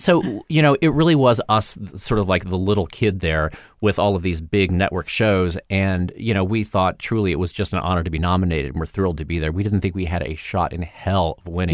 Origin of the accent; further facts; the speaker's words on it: Indiana, United States; now in Los Angeles, United States; I'm this kid from Indiana who moved to L